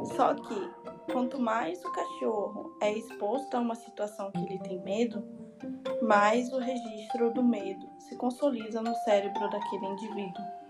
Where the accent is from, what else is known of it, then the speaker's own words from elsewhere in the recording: Salvador, Bahia, Brazil; eu sou de Salvador, estudante de zootecnia na UFBA